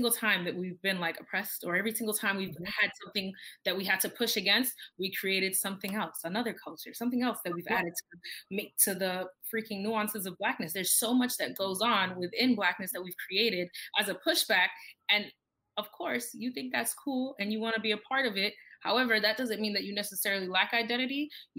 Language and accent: English; Jamaica; and then I have my identity where I'm Jamaican, but that's not always the same. Maybe with my Black Jamaican friends, I can be both at the same time